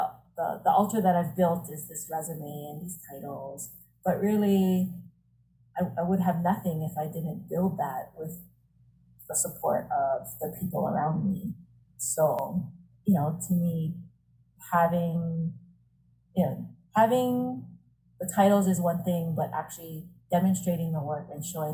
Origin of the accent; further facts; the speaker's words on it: Honolulu, Hawaii, United States; I live in the house that I grew up in. So I grew up in Aina Haina